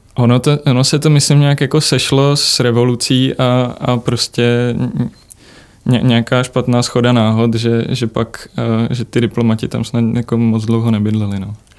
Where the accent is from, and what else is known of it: Czechia